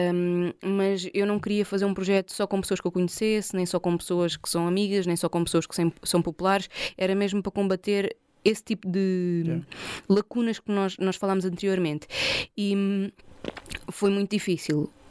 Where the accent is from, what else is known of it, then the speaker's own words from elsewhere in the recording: Portugal; sou portuguesa